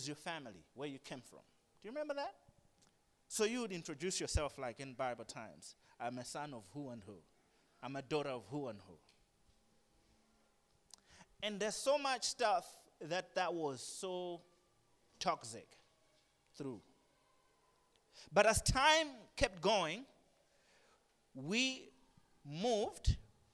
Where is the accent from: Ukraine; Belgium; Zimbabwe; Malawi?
Malawi; Blantyre, Southern Region; also born or lived in Lilongwe; I grew up in Blanta. I was born in Longwa, grew up here.